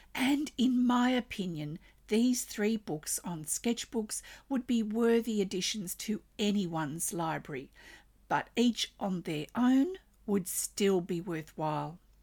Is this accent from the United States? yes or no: no; Australia; I'm an Australian textile artist